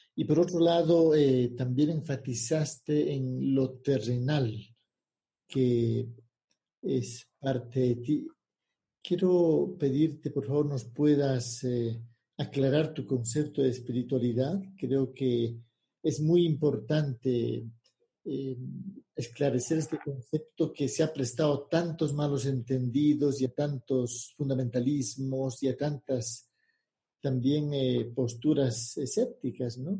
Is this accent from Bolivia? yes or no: yes; Bolivia; yo nací en Bolivia